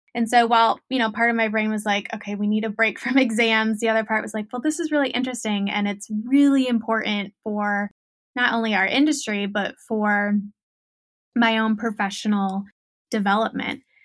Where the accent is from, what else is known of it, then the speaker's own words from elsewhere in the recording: Ohio, United States; moved away as an adult; also born or lived in Orange County, California; born and raised in Ohio.